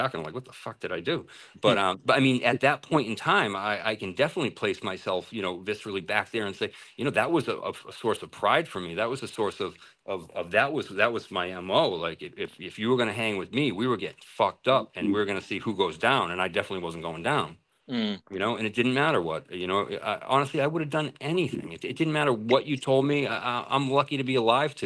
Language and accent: English; Massachusetts, United States; moved away as an adult; also born or lived in Singapore / Thailand; I went to Central Catholic and that's in Lawrence, Mass. I grew up in Mass